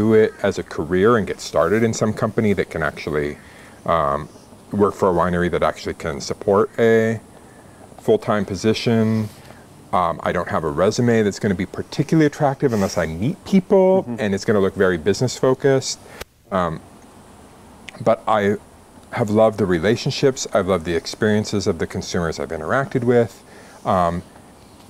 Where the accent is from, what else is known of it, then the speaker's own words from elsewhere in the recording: Albany, Oregon, United States; moved away; also born or lived in Southern California; I grew up in Oregon, grew up in Albany